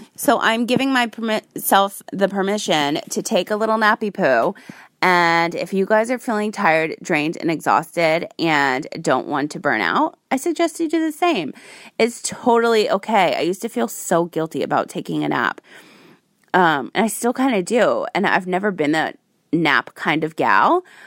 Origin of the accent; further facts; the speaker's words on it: Rhode Island, United States; now in Las Vegas, United States; I'm from Rhode Island